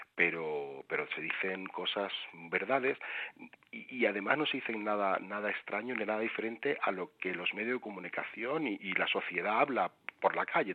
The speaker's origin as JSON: {"language": "Spanish", "town": "Seville", "region": "Andalusia", "country": "Spain", "tie": "born or raised there", "moved": "as an adult", "lives_now": "Madrid, Spain", "said": "yo soy originario de Sevilla, aunque llevo en Madrid ya veintitantos años"}